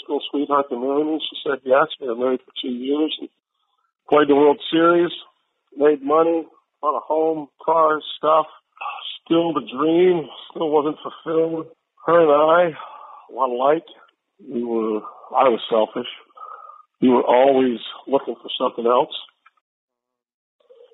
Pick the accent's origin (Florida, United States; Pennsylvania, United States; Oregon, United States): Florida, United States; Merritt Island; I grew up in Merritt Island, Florida.